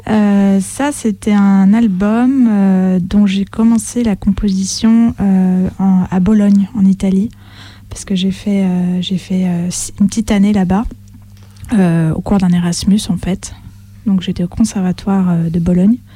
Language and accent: French; France; mon professeur était italien, moi française.